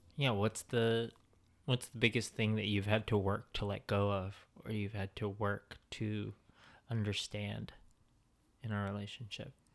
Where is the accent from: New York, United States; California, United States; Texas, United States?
California, United States; the Bay Area; moved away as an adult; now in Southern California, United States; I'm from the Bay. Those are my roots